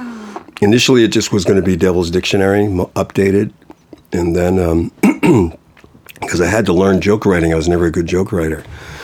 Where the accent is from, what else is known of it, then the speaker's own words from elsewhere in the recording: Boston, Massachusetts, United States; From Boston.